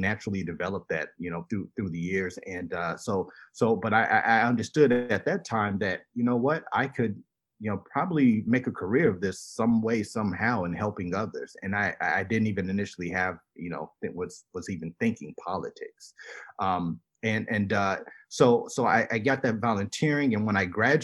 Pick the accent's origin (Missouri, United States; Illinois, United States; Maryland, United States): Illinois, United States; Elgin; also born or lived in Schaumburg; I was born and raised here in Elgin